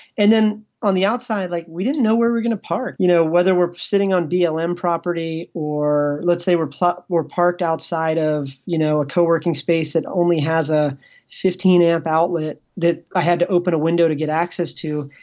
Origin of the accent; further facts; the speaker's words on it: Ashburn, Virginia, United States; moved away; all of us, we came from small towns. Like, Like, I came from Ashburn